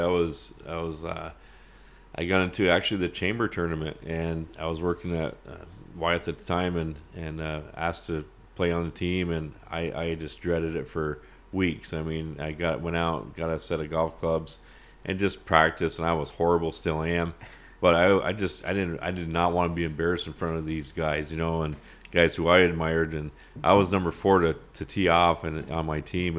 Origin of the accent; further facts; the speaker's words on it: Champlain, New York, United States; growing up in Champlain, the border, I miss the days where we could cross the border freely